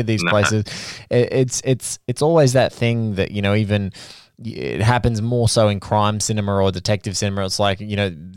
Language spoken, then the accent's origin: English; Sydney, New South Wales, Australia; I'm seeing it in my hometown